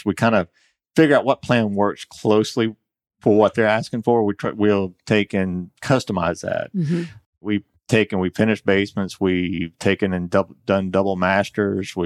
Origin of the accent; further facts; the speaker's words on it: Conyers, Georgia, United States; also born or lived in DeKalb County, Georgia; I'm a native of Georgia. I was born in DeKalb County